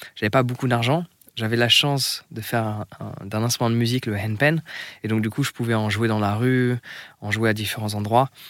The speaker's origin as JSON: {"language": "French", "country": "France", "said": "moi en tant que Français"}